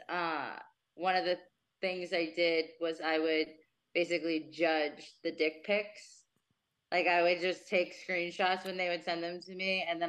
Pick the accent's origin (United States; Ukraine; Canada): United States; New Jersey; now in Las Vegas, United States; I grew up in Jersey